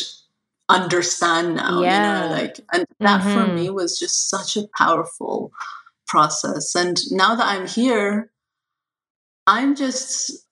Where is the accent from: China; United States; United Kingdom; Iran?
Iran; moved away; I'm an immigrant from Iran